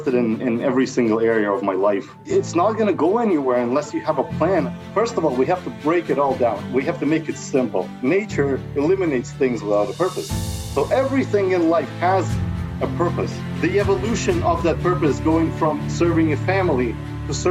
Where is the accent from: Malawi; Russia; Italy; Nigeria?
Russia; moved away as an adult; now in Canada; I'm 40 years old. I'm an immigrant from Russia that's been here in Canada for over 20 years